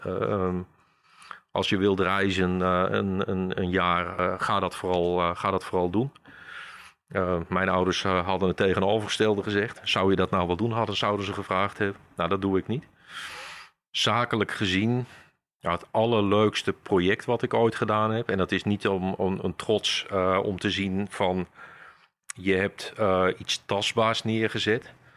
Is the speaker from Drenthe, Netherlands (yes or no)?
no; Kampen, Overijssel, Netherlands; Geboren en getogen in Kampen, ja. Kijk, nooit weg geweest